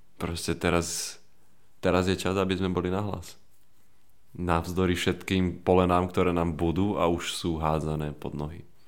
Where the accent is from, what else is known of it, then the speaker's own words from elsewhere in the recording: Banská Bystrica, Banská Bystrica Region, Slovakia; moved away as an adult; now in Bratislava, Slovakia; ja som prišiel z Banskej Bystrice z policajnej rodiny